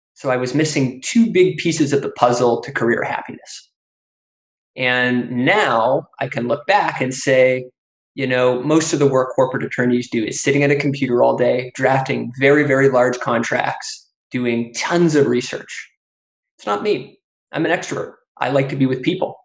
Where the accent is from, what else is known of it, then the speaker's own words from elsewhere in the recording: Canada; now in United States; I grew up in Canada before moving to the US.